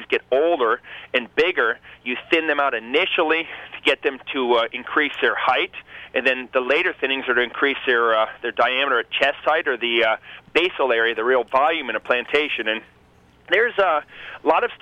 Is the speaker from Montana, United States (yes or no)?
yes; Montana, United States; also born or lived in Costa Rica; I'm from Montana, and I live very close to Yellowstone Park.